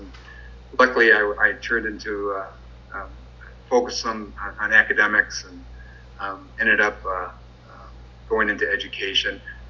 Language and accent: English; St. Clair Shores, Michigan, United States; also born or lived in Toledo, Ohio; I grew up in St. Clair Shores, Michigan, which is just north of Detroit.